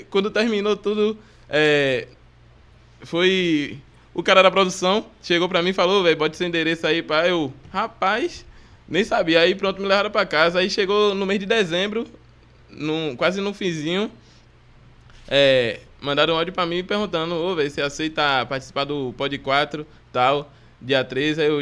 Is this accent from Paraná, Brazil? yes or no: no; Bahia, Brazil; Bahia é Bahia. E a partir do momento que a gente é da Bahia, comparado aos povos de fora, a gente já é excluído